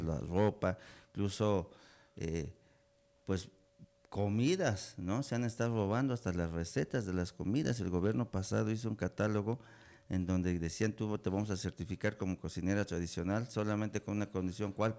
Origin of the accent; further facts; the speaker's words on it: Betaza, Oaxaca, Mexico; yo soy de comunidad, yo soy de aquí de la sierra, soy de Betaza